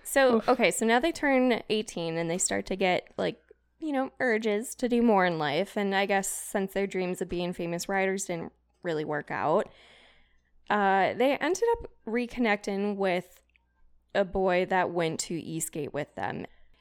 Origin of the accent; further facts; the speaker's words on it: Wales, United Kingdom; should I do it in a British accent because I'm from Wales?